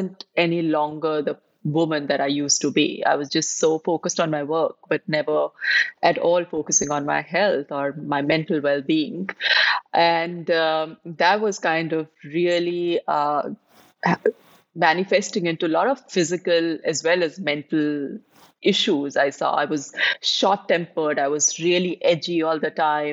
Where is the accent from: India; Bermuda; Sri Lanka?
India; now in Dubai, United Arab Emirates; I am based in Dubai, but I'm originally from India. I've been living in Dubai for the last 25 years.